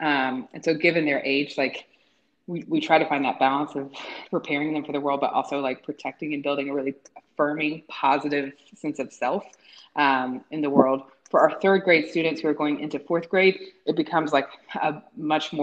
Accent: Tennessee, United States; grow up in Tennessee, like I grew up around a lot of folks

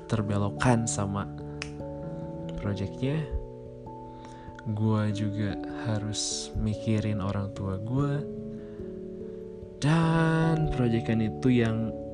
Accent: Bandung, West Java, Indonesia; born there; dan tanggal lahir gue Bandung 29 Desember 1995.

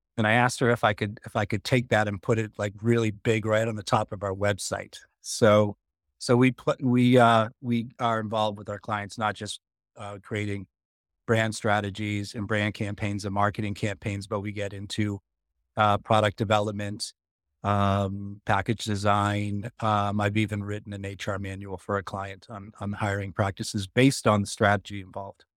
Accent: Boston, Massachusetts, United States; I'm from Boston

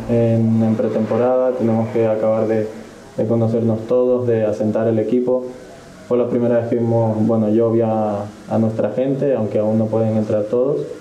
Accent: Ecuador; Yo cada vez que me preguntan de dónde soy, digo que soy de Ecuador. La última selección con la que jugué fue la ecuatoriana sub-20

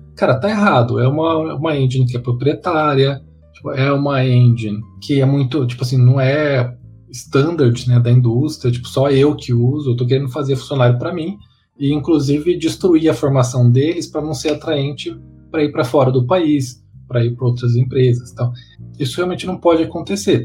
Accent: Mato Grosso do Sul, Brazil; moved away; eu sou do Mato Grosso do Sul

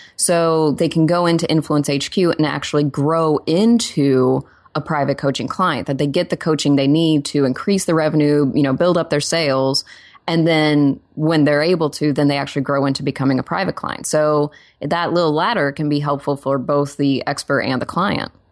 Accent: Oklahoma, United States; now in Los Angeles, United States; I'm also from Oklahoma

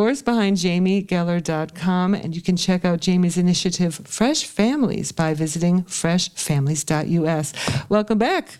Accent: Ohio, United States; my home state of Ohio

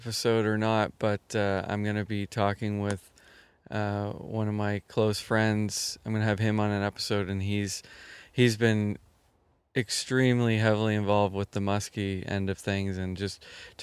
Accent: Halifax, Nova Scotia, Canada; now in Bridgewater, Canada; I grew up in Halifax

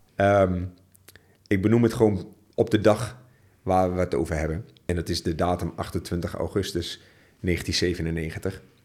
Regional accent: Borne, Overijssel, Netherlands; ik ben eh, geboren en getogen in het oosten van Nederland. Jo. Jazeker. Um, ehm, en wel te verstaan in het hele kleine plaatsje Borne

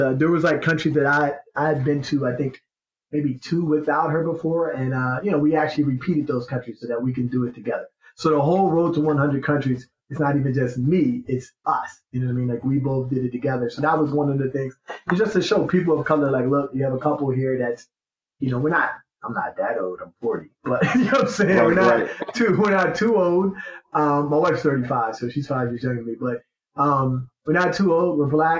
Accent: New Jersey, United States; And then I'm from Jersey. My wife's from New York.

